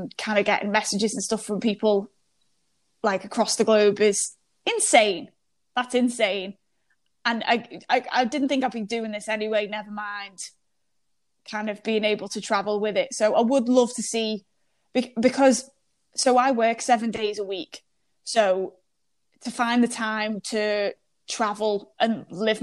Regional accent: United Kingdom; me being British

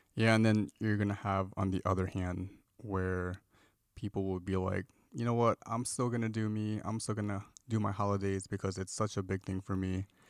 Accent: Midwest, United States; moved away as an adult; now in California, United States; Sophie and I, we're from the Midwest, and we moved to California after we graduated from school

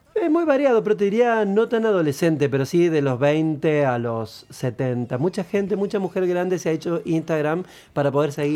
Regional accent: Córdoba, Argentina; moved away; also born or lived in Entre Ríos / Buenos Aires; Yo soy cordobés, pero vivo en Entre Ríos

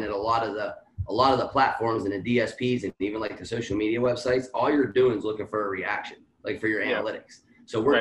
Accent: Washington, Pennsylvania, United States; now in Pittsburgh, United States; I'm from Washington, PA, Eighth Ward. Grew up there till maybe like mid 20s and then I moved to Pittsburgh, and here we sit

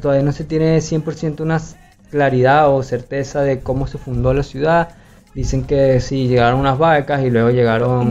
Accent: Valencia, Carabobo, Venezuela; moved away as an adult; now in Barranquilla, Colombia; yo que vengo de Valencia, que es como algo demasiado enorme en Venezuela

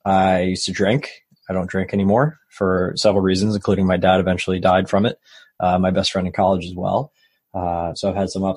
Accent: Long Island, New York, United States; So I grew up in New York. on Long Island

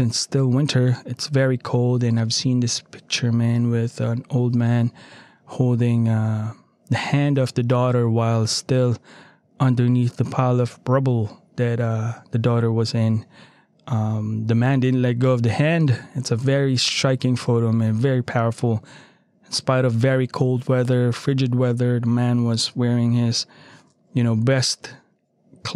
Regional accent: Philippines; now in United States; I am a Filipino by birth, and I am still a Filipino under that right.

